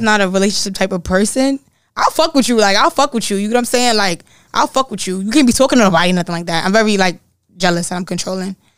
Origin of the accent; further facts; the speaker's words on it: New York City, New York, United States; I'm from the Bronx